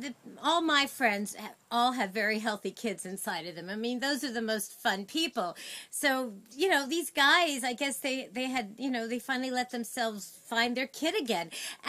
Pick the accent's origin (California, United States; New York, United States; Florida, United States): New York, United States; New York City; Well, I'm from Sheepshead Bay, but we're kind of near Flatbush.